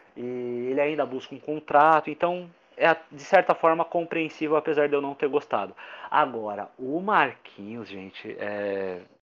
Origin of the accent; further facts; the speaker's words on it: Brazil; sou brasileiro